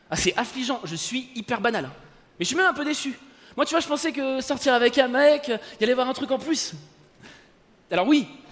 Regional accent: France; je suis français

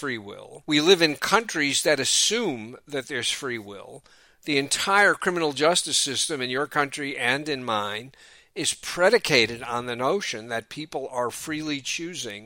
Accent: New York City, New York, United States; moved away as an adult; also born or lived in Philadelphia, Pennsylvania; now in Oakland, United States; growing up in New York City

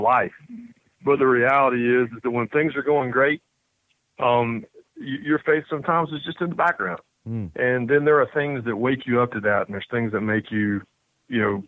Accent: Rockingham, North Carolina, United States; accent: Southern; moved away; I was born in Rockingham, North Carolina.

